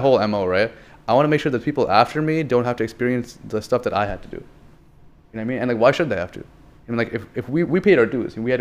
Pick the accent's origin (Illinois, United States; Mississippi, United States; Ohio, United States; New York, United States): New York, United States; Long Island; I grew up on Long Island, like probably 15 minutes away from Queens